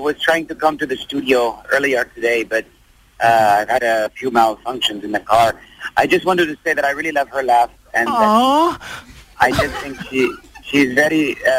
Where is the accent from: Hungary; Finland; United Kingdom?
Finland; English is a second language; I am half Finnish. My father is from Syria. My mother is from Finland.